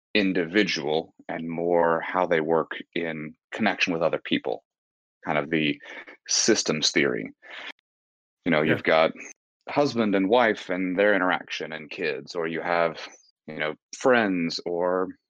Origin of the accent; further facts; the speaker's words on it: Atlanta, Georgia, United States; now in Texas, United States; So I'm not originally from Texas. I've moved around quite a bit. I grew up mainly in Atlanta